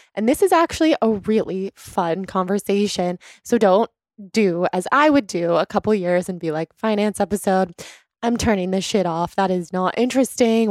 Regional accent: Sacramento, California, United States; we're both from Sacramento

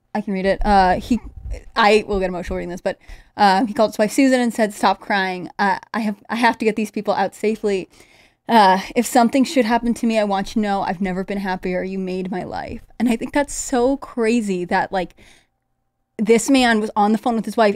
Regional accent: Connecticut, United States; I grew up in Connecticut

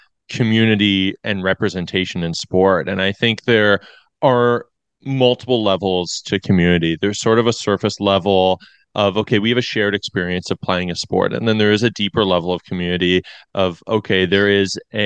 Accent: London, Ontario, Canada; I grew up in London

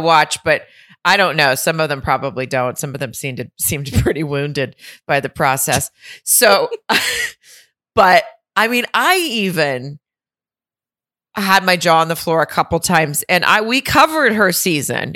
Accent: Arkansas, United States; I'm from Arkansas

